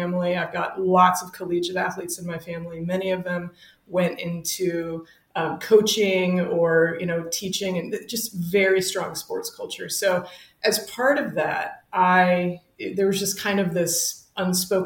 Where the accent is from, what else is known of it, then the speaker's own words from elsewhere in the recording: Fort Worth, Texas, United States; also born or lived in Wellesley, Massachusetts / St. Louis, Missouri; I'm from Fort Worth, Texas. I'm from Southwest Fort Worth. And fun Lucky Star deep cut fact, I grew up on the same street and block as fellow instructor Shauna Martin